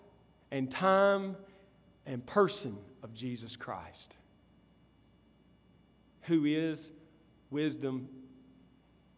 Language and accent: English; Columbus, United States; moved away; where I grew up in Columbus, at my grandmother's house